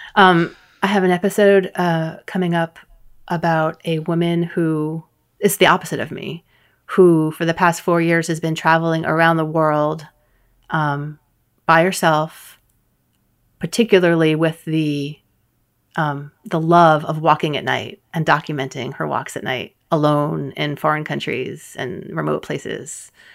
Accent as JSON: {"language": "English", "town": "New York City", "region": "New York", "country": "United States", "tie": "born or raised there", "also_born_or_lived": "Bronx", "said": "I grew up in New York City"}